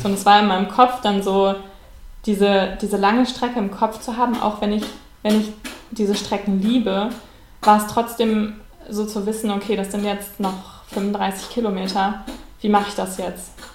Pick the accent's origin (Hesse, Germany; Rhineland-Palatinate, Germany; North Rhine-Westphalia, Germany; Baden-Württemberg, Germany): North Rhine-Westphalia, Germany; Bonn; in Bonn, in meiner Heimatstadt